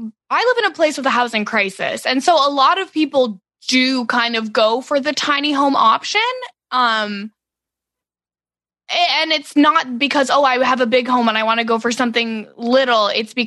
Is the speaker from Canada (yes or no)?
yes; Canada; a lot of times as a Canadian watching HGTV shows